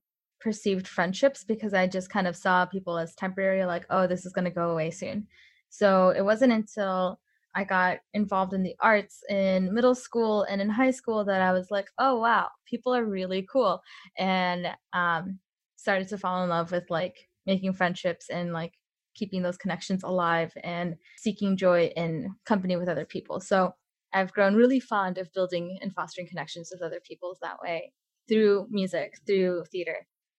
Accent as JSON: {"language": "English", "region": "Illinois", "country": "United States", "tie": "born or raised there", "also_born_or_lived": "Mexico", "said": "So I grew up in Northern Illinois. I moved around a lot when I was really young. I went to 8 different schools by the time I was in 8th grade, just to give you an idea. And some of those schools were in Mexico."}